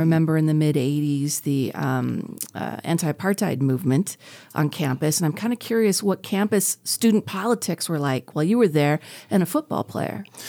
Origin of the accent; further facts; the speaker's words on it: Carlsbad, California, United States; I was in Carlsbad, not that far from Riverside